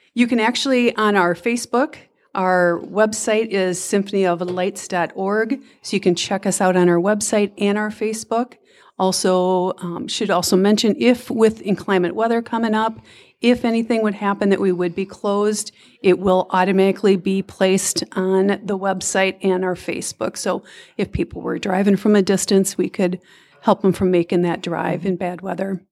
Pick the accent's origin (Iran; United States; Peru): United States; Minnesota; now in Clinton, Iowa, United States; I am from Minnesota